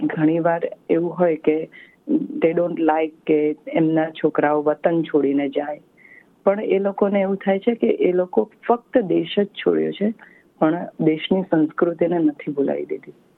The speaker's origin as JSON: {"language": "Gujarati", "country": "India", "moved": "yes", "said": "આપણે ભારતીય છીએ"}